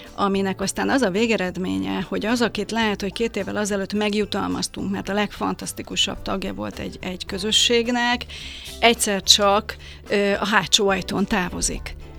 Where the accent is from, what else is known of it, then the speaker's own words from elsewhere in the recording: Hungary; moved away as an adult; aki bár 50 kilométerre éltem Budapesttől